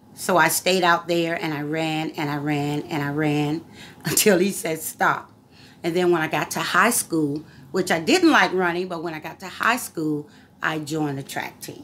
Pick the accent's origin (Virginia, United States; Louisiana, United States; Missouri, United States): Virginia, United States; Virginia Beach; I was raised in Courthouse County in Virginia Beach, Virginia